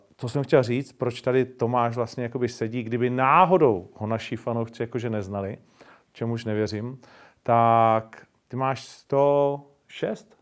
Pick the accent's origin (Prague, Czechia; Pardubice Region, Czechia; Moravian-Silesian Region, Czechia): Moravian-Silesian Region, Czechia; Ostrava; já jsem Ostrák